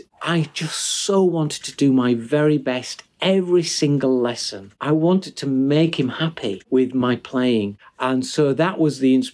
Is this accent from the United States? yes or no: no; Huddersfield, Yorkshire and the Humber, United Kingdom; my hometown of Huddersfield, where I still live